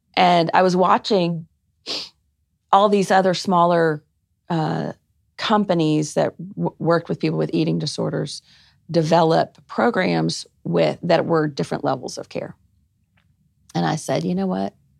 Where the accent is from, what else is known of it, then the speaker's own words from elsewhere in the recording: Arkansas, United States; moved away; also born or lived in Georgia; I was born in Arkansas and all my family is there.